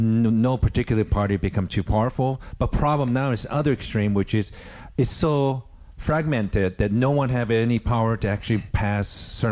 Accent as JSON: {"language": "English", "country": "United States", "said": "I'm American"}